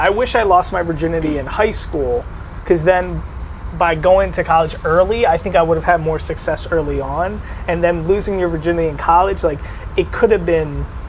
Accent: New Jersey, United States; we're both from New Jersey. Like I didn't know anybody growing up in New Jersey who did Muay Thai.

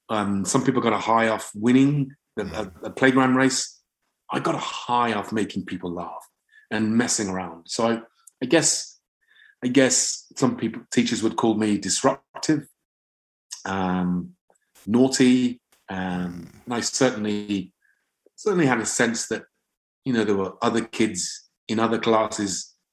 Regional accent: England, United Kingdom; I thought I'm, I'm English. So I, I think I didn't differentiate

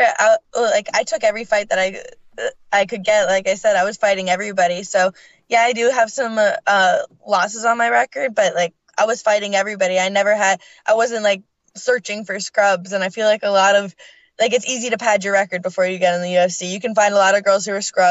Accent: Canada; moved away; I'm originally from Canada, and then both my parents are from Scotland

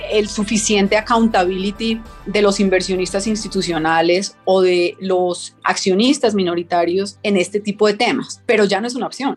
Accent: Colombia; nosotros como colombianos

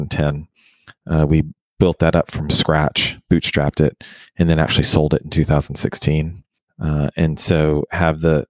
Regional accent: Houston, Texas, United States; I was born and raised in Houston

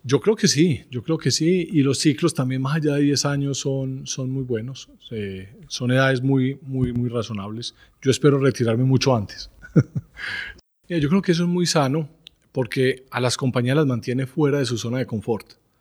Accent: Medellín, Antioquia, Colombia; soy estudiante del Colegio Gimnasio Los Alcázares en Medellín

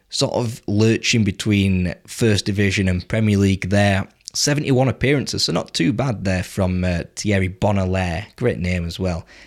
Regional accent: England, United Kingdom; I am English

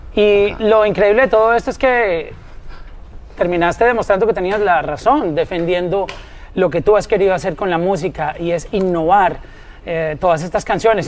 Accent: Colombia; nosotros como colombianos

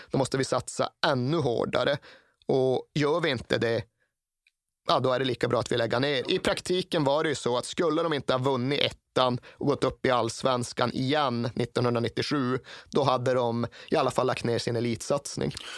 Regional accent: Norrland, Sweden; Vi hade ingen herrallsvensk fotboll norr om Sundsvall på årtionden. Under just de årtiondena som jag växte upp

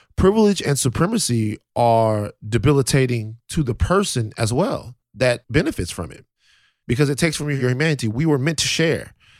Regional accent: South Louisiana, United States; moved away; I'm from Louisiana, South Louisiana

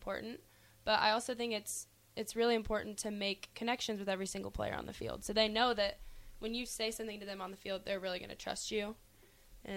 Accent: Shawnee, Kansas, United States; I'm from Shawnee, Kansas

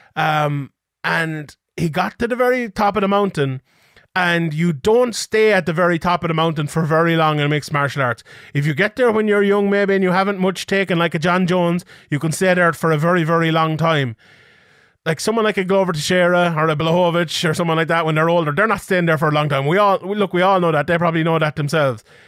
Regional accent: Ireland; as someone Irish

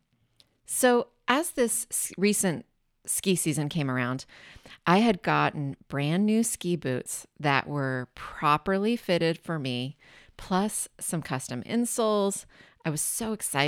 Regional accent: Washington, United States; now in Bay Area, United States; I grew up in Washington State about maybe 90 minutes from a mountain

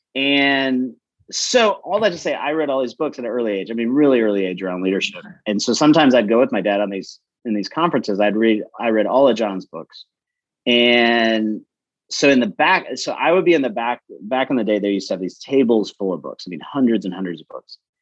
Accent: Lansing, Michigan, United States; moved away as an adult; now in Atlanta, United States; I, I grew up in Lansing, Michigan, and uh, so I'm not from the South

